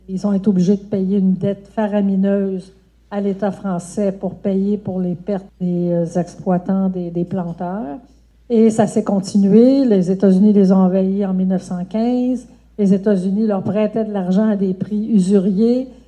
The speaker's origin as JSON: {"language": "French", "region": "Saint-Louis", "country": "Senegal", "said": "Moi, je suis de Donc, à Saint-Louis, il n'y a pas de violence. À Dakar, un peu, mais pas beaucoup."}